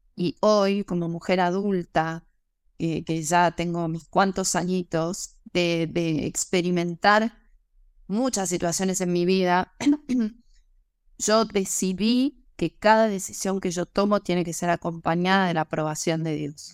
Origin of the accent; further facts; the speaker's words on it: Argentina; also born or lived in Mexico; luego me volví a Argentina